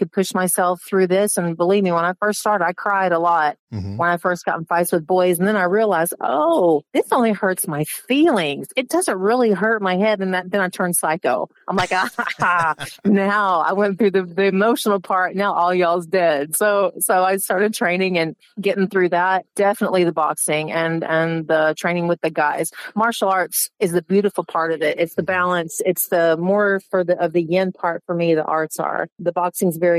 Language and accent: English; Arkansas, United States; moved away; also born or lived in Dallas, Texas / Los Angeles / Florida; I was raised in Arkansas.